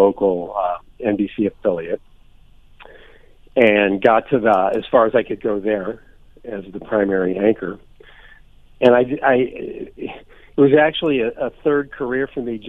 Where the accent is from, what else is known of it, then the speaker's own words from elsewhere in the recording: St. Louis, Missouri, United States; moved away; also born or lived in west coast of Florida; growing up in St. Louis